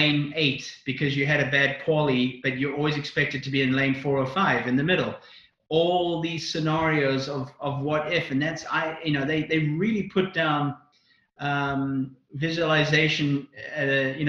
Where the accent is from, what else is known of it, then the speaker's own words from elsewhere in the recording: South Africa; also born or lived in Northern Ireland; I was born in Northern Ireland. I lived there until I was 6, and then we immigrated to South Africa